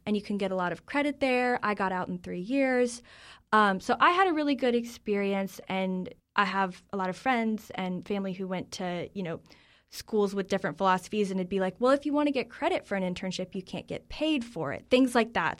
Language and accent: English; North Carolina, United States; moved away as an adult; now in Washington, D.C., United States; I grew up in North Carolina. I'm a North Carolinian through and through